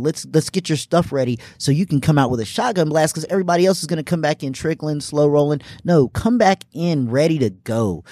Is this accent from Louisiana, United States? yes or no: no; Greenville, South Carolina, United States; also born or lived in Indianapolis, Indiana; I'm from Indianapolis, Indiana originally, but I consider myself from here in Greenville, South Carolina. Moved here when I was six